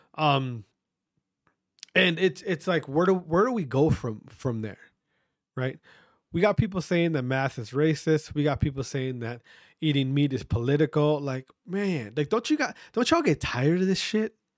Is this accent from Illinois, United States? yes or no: no; Wisconsin, United States; my fellow Wisconsinites